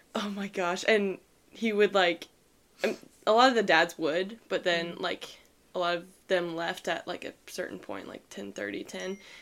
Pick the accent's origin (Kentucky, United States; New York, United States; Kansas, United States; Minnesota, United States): Kansas, United States; Shawnee; I'm from Shawnee, Kansas, which is an hour from Benedictine